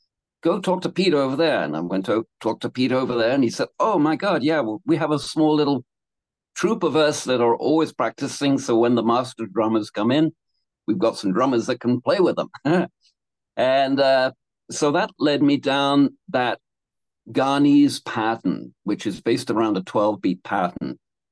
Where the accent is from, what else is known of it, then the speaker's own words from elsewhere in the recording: Canada; when I grew up or in Canada.